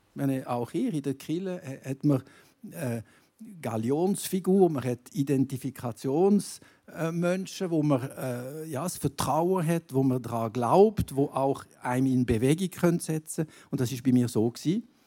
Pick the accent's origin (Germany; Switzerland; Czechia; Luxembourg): Switzerland; Gruyère, Fribourg; in meinem Heimatkanton, Greyerzoland